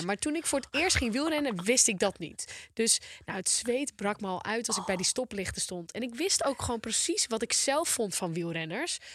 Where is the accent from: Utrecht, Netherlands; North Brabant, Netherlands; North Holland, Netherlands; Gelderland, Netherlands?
North Holland, Netherlands; Volendam; Ik ben een Volendammer